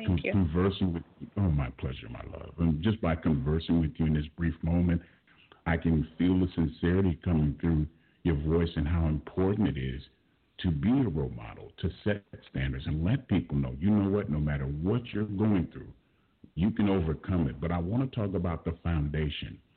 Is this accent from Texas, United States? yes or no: no; Los Angeles, California, United States; I was born and raised in South Central Los Angeles. Grew up on 67th Street